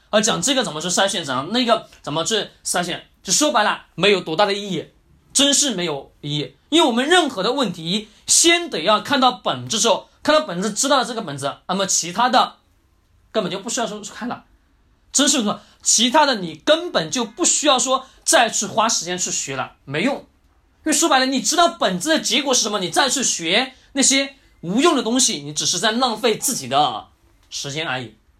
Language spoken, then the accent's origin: Chinese; China; 我们中国人的思想